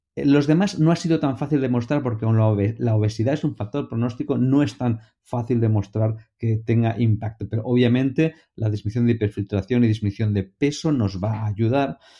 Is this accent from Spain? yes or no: yes; Valencia, Valencian Community, Spain; en Valencia, en mi tierra, cuando somos muy jovencitos, muy pequeñitos, de niños, ya nos ponen a estudiar música